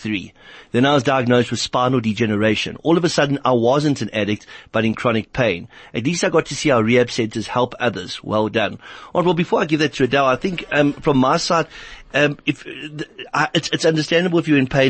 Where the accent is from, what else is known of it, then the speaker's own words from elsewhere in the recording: Johannesburg, Gauteng, South Africa; I grew up in Heelbrow